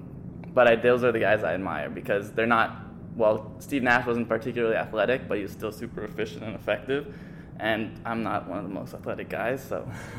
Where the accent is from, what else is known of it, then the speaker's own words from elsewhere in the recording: Philippines; moved away as an adult; also born or lived in United States / Canada; And then when I was one, we moved to the Philippines because my dad had a job there. And then since I was one, I grew up to the Philippines, so I finished high school.